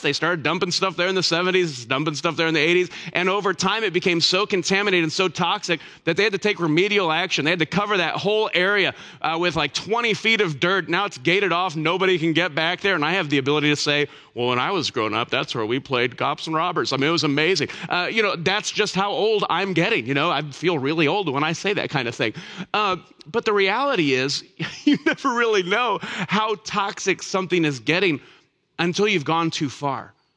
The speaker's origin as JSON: {"language": "English", "town": "Elkhart", "region": "Indiana", "country": "United States", "tie": "born or raised there", "said": "I grew up on the north side of Elkhart."}